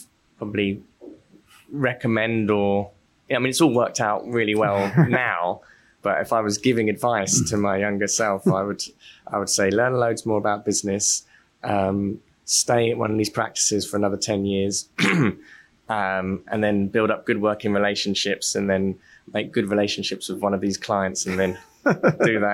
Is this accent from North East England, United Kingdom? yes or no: no; London, United Kingdom; I grew up in South London